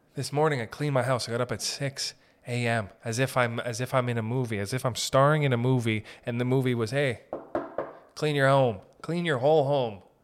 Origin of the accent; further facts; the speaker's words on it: Sault Ste. Marie, Ontario, Canada; we're from Sault Ste. Marie up north